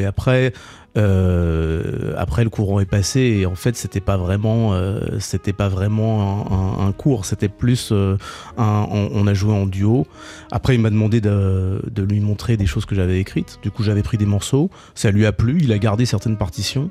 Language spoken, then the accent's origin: French; Paris, Île-de-France, France; moved away as an adult; also born or lived in Boston, United States; now in New York, United States; J'ai grandi à Paris, donc je suis parti depuis 30 ans, mais j'ai grandi à Paris